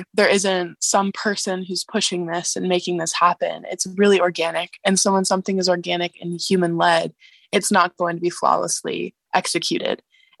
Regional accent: Pittsburgh, Pennsylvania, United States; Okay, I'm from Pittsburgh, Pennsylvania, and I'm a freshman at Wheaton College.

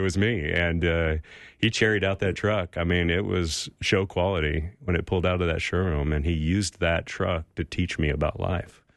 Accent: California, United States; We grew up in California, so it was warm in the backyard

